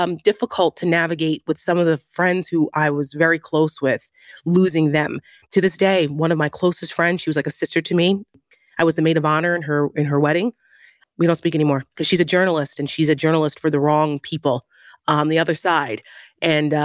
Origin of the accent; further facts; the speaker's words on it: New Jersey, United States; I'm from Jersey, so I grew up around the tabloids of Trump